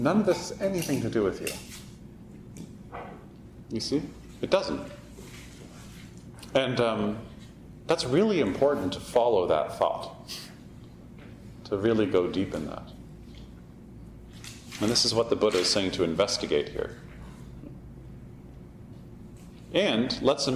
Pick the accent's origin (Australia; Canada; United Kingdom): Canada; we're Canadian